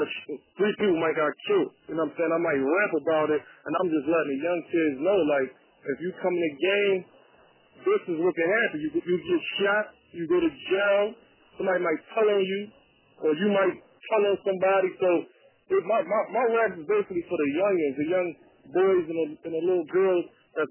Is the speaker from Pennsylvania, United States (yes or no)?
yes; Philadelphia, Pennsylvania, United States; Growing up, you know, I come from Philly